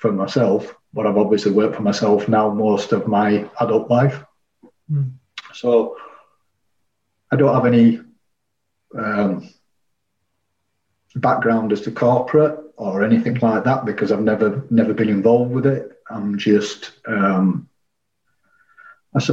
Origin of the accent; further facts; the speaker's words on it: Leeds, Yorkshire and the Humber, United Kingdom; I was born and bred in Leeds. I've never really lived anywhere else but Leeds as such.